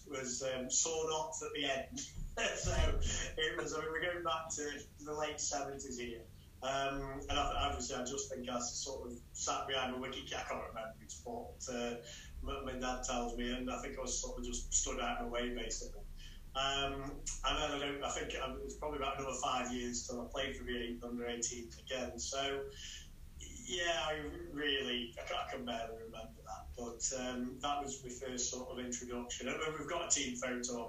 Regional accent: North Staffordshire, West Midlands, United Kingdom; we're Staffordshire, North Staffordshire. So sort of started, my home club was a club called Sandyford. I grew up there

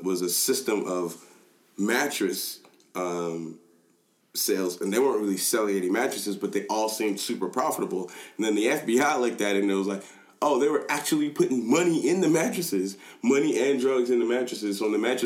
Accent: Nigeria; I am Nigerian

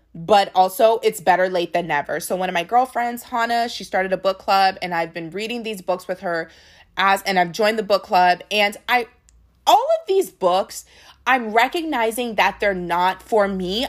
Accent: United States; we are Nigerian, but they knew that we were from America, that we were not as connected with our Nigerian roots

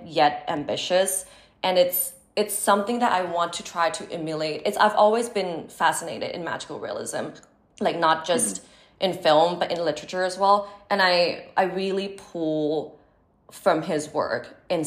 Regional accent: Bangkok, Thailand; moved away as an adult; now in Los Angeles, United States; my experience growing up in Thailand

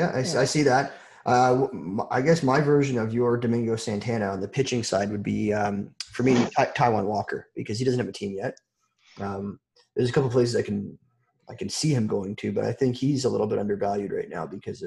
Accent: Toronto, Ontario, Canada; I'm from Toronto, so I know.

